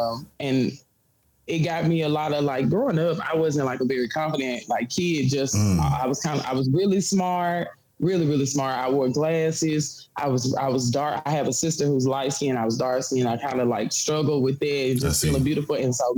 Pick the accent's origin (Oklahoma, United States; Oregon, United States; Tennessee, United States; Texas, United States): Tennessee, United States; Memphis; In Memphis, I graduated high school from the high school, Central High School.